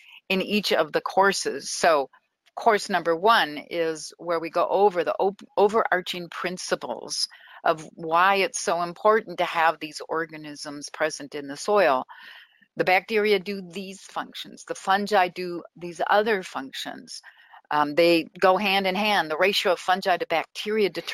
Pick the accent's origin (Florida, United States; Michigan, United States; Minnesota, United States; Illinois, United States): Minnesota, United States; moved away as an adult; I grew up in Minnesota